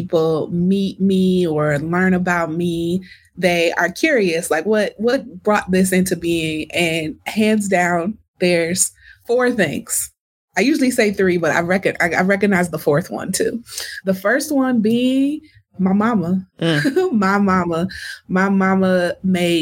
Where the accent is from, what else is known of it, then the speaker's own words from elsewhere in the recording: Milwaukee, Wisconsin, United States; moved away; I'm proudly from Milwaukee